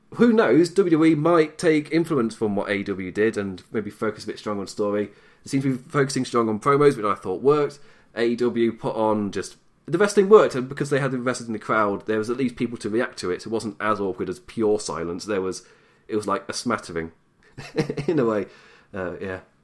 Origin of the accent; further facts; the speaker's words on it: England, United Kingdom; I'm British, I'm English.